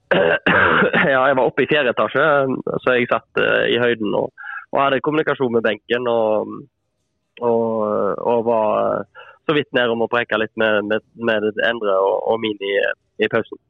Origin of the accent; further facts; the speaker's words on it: Etne, Vestland, Norway; jeg er jo ikke fra Åkra, da, men uh, Etne